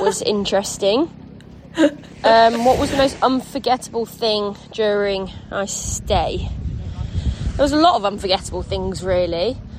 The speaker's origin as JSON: {"language": "English", "town": "Harrogate", "region": "Yorkshire and the Humber", "country": "United Kingdom", "said": "I'm from England in a town called Harrogate, which is in the north of England."}